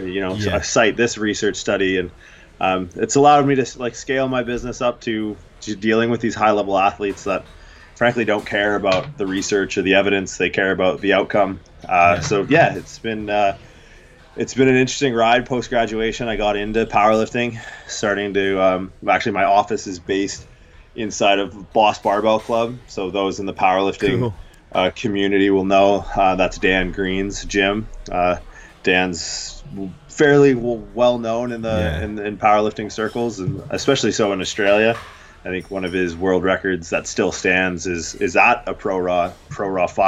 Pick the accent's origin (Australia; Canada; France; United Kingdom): Canada; growing up in Canada